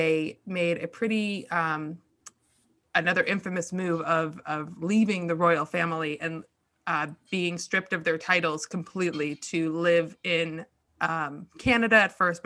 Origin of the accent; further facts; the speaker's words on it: United States; We're all American